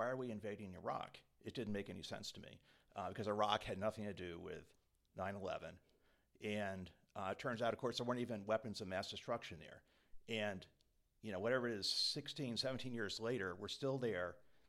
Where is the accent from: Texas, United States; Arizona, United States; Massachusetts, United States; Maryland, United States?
Massachusetts, United States; Quincy; also born or lived in Connecticut; I am from Quincy, Mass. I actually moved up here a couple years ago from Connecticut.